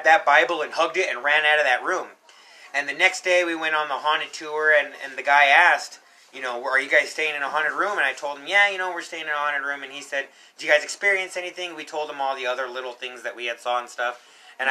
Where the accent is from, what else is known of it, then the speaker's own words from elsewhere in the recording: Colorado, United States; I was born and raised here in Colorado